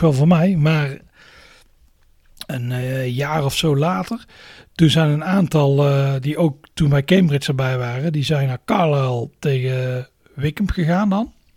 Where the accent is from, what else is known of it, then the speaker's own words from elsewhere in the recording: Netherlands; we zijn Nederlanders